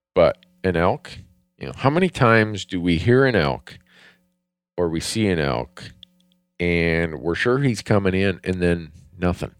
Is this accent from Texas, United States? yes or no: no; Minnesota, United States; I grew up in Minnesota